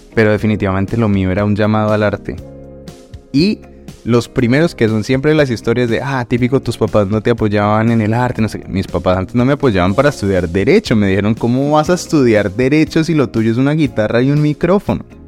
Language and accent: Spanish; Bogotá, Colombia; now in Madrid, Spain; Bogotá, pues que es de donde, de donde vengo yo también